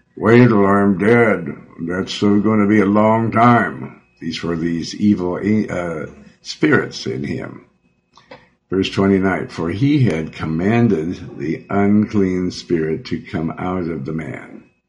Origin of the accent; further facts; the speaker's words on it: Joplin, Missouri, United States; moved away; also born or lived in Beverly Hills; I'm from Missouri. I was born in Joplin